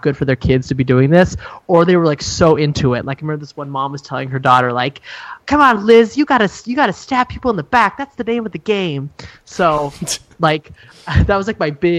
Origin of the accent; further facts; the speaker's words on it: Montana, United States; also born or lived in Germany / Chicago, Illinois; I am from Montana, live here now, but I went to school in Montana